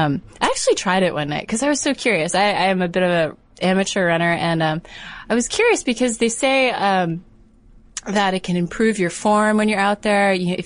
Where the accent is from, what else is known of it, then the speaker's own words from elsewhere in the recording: Connecticut, United States; In Connecticut.